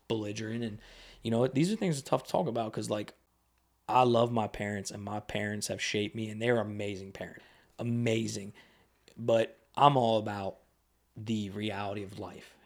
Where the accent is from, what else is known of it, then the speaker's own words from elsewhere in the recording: Lebanon, Pennsylvania, United States; growing up in Lebanon when I was younger